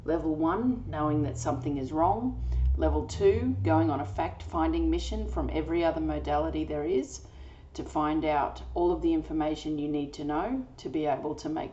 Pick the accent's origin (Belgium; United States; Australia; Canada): Australia; I'm an Australian energy healer